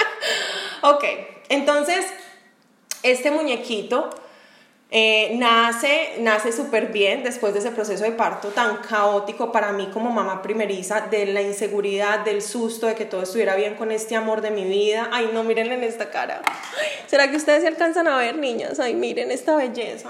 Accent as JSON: {"language": "Spanish", "town": "Medellín", "region": "Antioquia", "country": "Colombia", "moved": "as an adult", "lives_now": "Jacksonville, United States", "said": "las dos somos de Medellín y yo estoy en Jacksonville, Florida."}